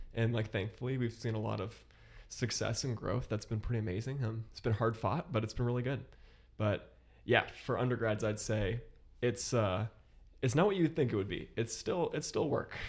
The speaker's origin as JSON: {"language": "English", "town": "Columbus", "region": "Ohio", "country": "United States", "tie": "born or raised there", "moved": "as an adult", "lives_now": "Chicago, United States", "said": "I grew up in Columbus, Ohio, moved here from Columbus about a year ago now"}